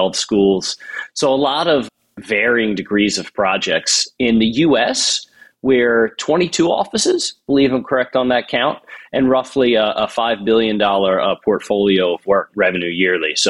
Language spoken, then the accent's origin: English; New Jersey, United States; moved away as an adult; also born or lived in California / Seattle; now in Philadelphia, United States; I'm originally from New Jersey, and I'm based out of Philadelphia now.